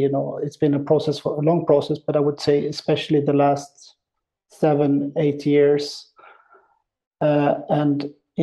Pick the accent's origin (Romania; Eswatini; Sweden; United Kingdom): Sweden; outside of Gothenburg, Västra Götaland; moved away as an adult; also born or lived in Zurich, Switzerland; now in Berlin, Germany; I'm born and raised in Sweden, outside of Gothenburg on the west coast.